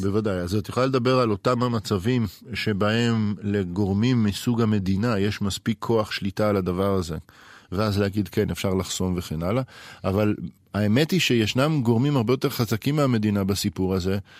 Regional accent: Israel; לנו, כישראלים

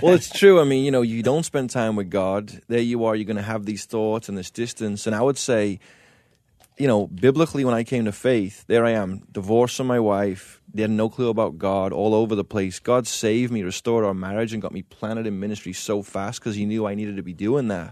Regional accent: England, United Kingdom; I grew up in England

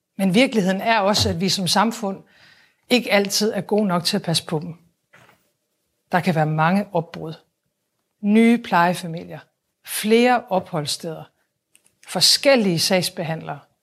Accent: Aalborg, North Denmark Region, Denmark; min opvækst hjemme i Aalborg

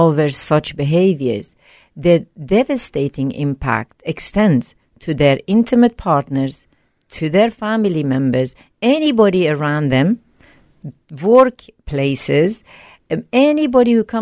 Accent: Sweden; English is a second language; moved away as an adult; also born or lived in Iran; now in Australia; at a young age, I moved to Sweden.

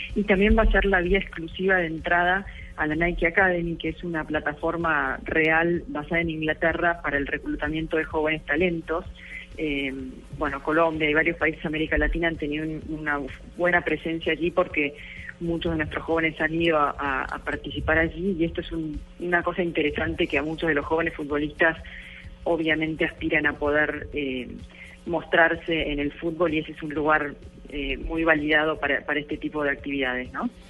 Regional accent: Argentina; Soy argentina

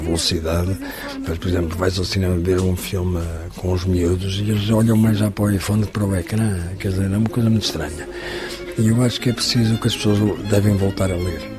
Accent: Portugal; Sou português, vivo em Portugal

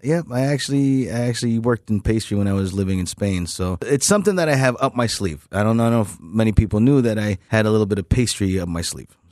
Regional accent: New York City, New York, United States; moved away; I didn't grow up here, unfortunately, but I grew up in Queens, New York

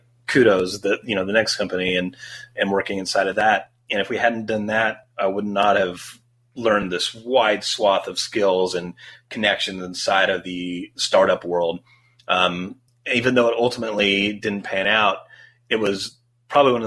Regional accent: Great Bend, Kansas, United States; also born or lived in Los Angeles; growing up in Great Bend, Kansas

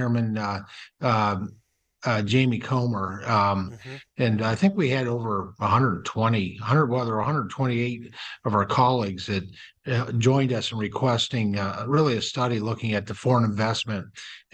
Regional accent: Pennsylvania, United States; my home state of Pennsylvania

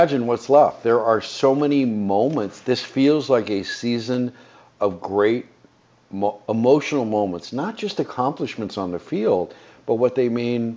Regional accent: United States; We're American citizens. And we take for granted citizenship because we were granted it by birth

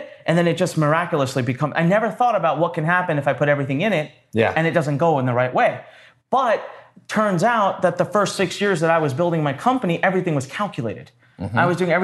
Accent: North India, India; now in Maryland, United States; I am originally from India

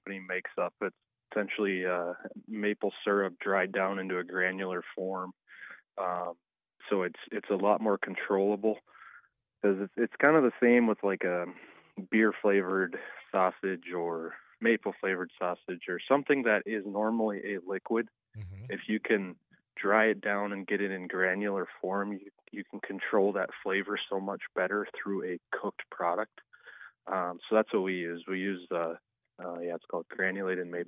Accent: South Central North Dakota, United States; I'm in Western North Dakota. I grew up in South Central North Dakota.

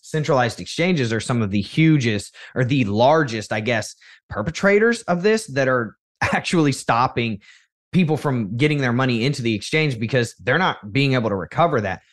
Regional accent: United States; what was expected of you as an American child

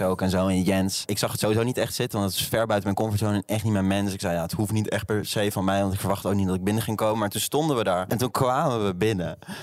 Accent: Arnhem, Gelderland, Netherlands; ik kom uit Arnhem. Dat is wel echt ver boven de Maas

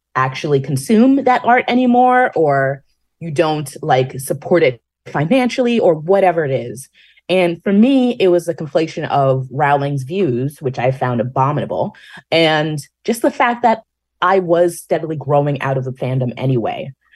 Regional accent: New York, United States; being a New Yorker

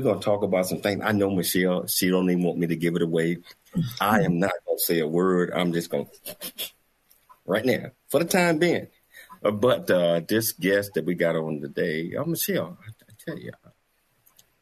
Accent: the South, United States; I'm from the South

